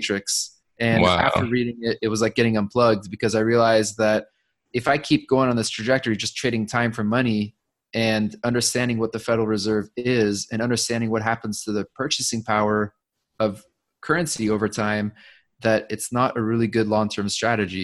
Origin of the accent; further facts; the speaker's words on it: Orange County, California, United States; I grew up in Orange County, California